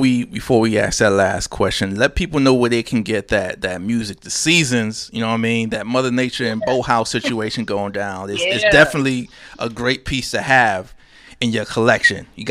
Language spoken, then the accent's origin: English; New York, United States; we're from New York